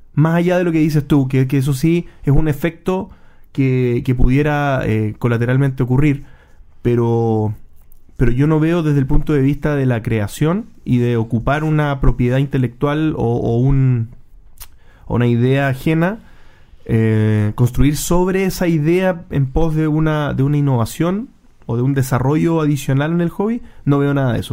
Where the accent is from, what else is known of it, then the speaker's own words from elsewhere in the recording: Chile; nosotros como chilenos